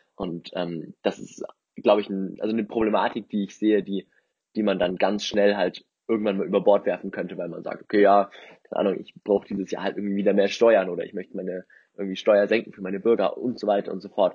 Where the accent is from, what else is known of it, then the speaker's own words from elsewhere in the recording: Germany; bei uns in Deutschland